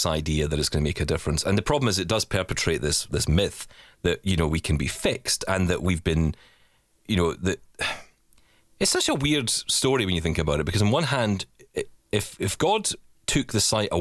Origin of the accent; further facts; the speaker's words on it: Scotland, United Kingdom; I am Scottish